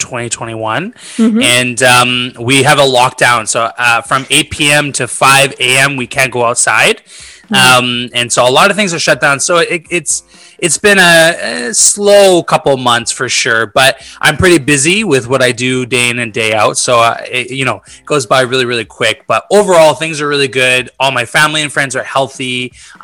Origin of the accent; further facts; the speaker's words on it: Vancouver, British Columbia, Canada; moved away as an adult; now in Montreal, Canada; my whole life, I grew up in Vancouver